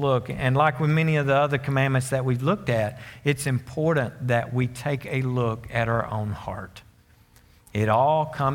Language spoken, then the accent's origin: English; Conway, Arkansas, United States; moved away as an adult; now in Greenbrier, United States; I was from Conway.